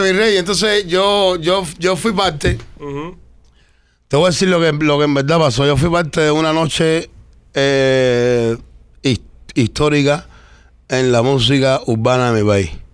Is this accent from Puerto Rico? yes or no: no; Cuba; moved away; soy el único cubano